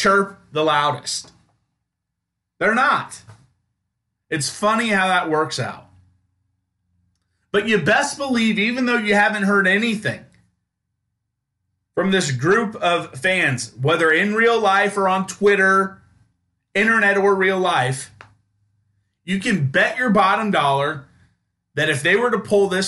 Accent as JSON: {"language": "English", "town": "Topeka", "region": "Kansas", "country": "United States", "tie": "born or raised there", "said": "Growing up in Topeka, at least my age group in elementary school, middle school, high school"}